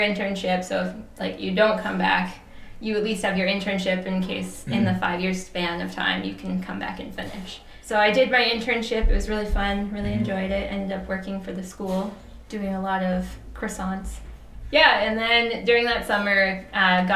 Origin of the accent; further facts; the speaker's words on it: Lower Mainland, British Columbia, Canada; moved away as an adult; also born or lived in Calgary, Alberta; now in Australia; I grew up and used to live in British Columbia in the Lower Mainland